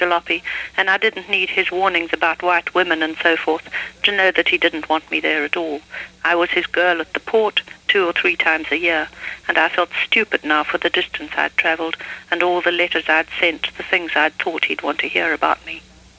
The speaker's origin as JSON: {"language": "English", "country": "South Africa", "tie": "born or raised there", "said": "Well, I think any country that one grows up in, however strange and odd, which South Africa certainly was in many aspects, seems at the time to be normal to one"}